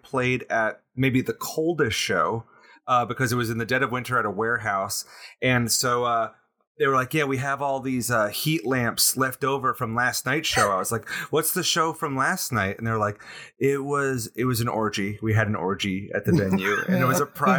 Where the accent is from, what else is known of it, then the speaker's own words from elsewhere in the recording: Philadelphia, Pennsylvania, United States; I'm from Philadelphia, so it's a hometown gig technically.